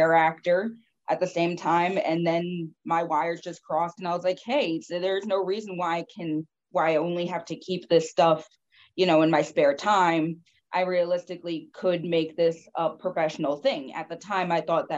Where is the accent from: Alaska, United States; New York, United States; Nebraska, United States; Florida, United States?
New York, United States; Stony Point; I grew up in the Hudson Valley. I grew up in Stony Point